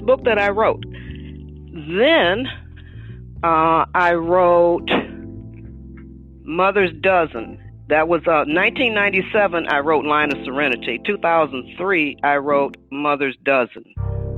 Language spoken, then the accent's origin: English; Detroit, Michigan, United States; now in Arcadia, United States; I was born in Detroit, Michigan